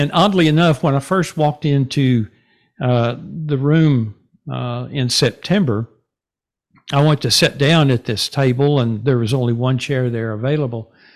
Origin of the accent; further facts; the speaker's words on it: Denison, Texas, United States; moved away as an adult; also born or lived in Garland, Texas / Wylie, Texas / Rockwall, Texas; now in Sachse, United States; I grew up in Denison